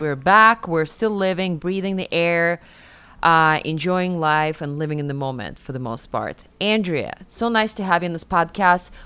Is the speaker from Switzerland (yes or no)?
no; Siberia, Russia; moved away as an adult; now in New York, United States; I grew up in Siberia and Russia. I was nineteen when I moved to New York